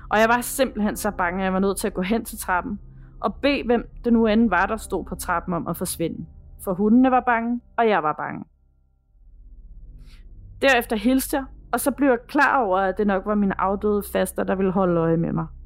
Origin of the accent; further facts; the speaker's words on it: Herlev, Capital Region of Denmark, Denmark; Jeg er fra Herlev, og vi kunne godt lide at være på Herlev Bibliotek, da vi var små.